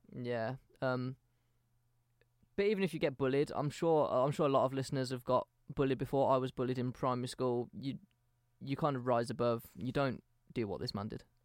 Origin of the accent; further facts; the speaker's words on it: England, United Kingdom; we're from England